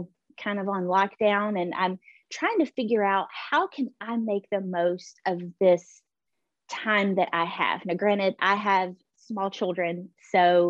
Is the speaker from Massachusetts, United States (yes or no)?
no; Pine Mountain, Georgia, United States; now in Columbus, United States; I grew up in Pine Mountain, Georgia.